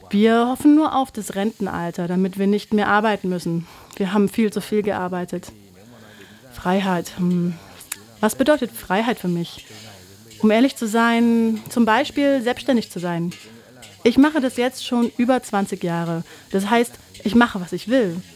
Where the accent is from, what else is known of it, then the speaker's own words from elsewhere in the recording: Vietnam; now in Germany; Wir sind in Vietnam geboren und aufgewachsen. Aber für mich und meine Generation gibt es immer etwas, was uns an die Heimat erinnert, um ehrlich zu sein.